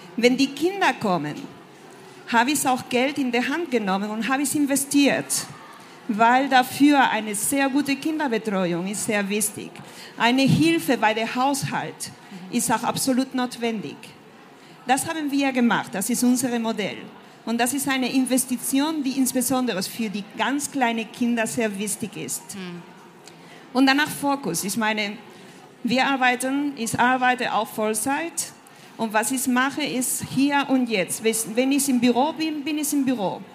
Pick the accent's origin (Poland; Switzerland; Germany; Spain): Spain; German is a second language; moved away as an adult; also born or lived in France; ich bin äh, Spanierin und seit meinen Studien in Frankreich lebe ich und arbeite im Ausland.